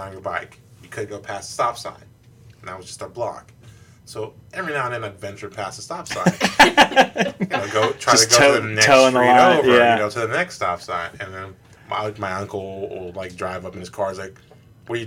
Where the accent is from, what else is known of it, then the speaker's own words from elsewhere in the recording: Youngstown, Ohio, United States; I'm from Youngstown, so that part of town, it was the nicer part of town